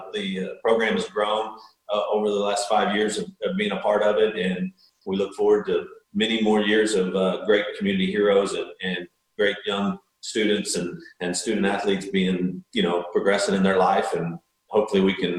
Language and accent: English; Texas, United States; I grew up in Texas